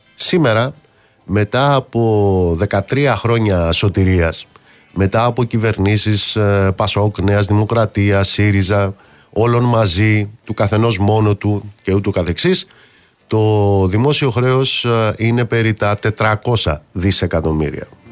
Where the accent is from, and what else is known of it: Greece